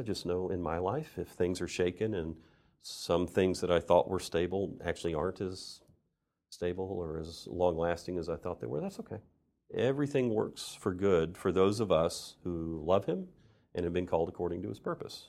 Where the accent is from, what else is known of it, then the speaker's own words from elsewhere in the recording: United States; moved away as an adult; also born or lived in Saint Petersburg, Russia; I grew up in this church. I'm an American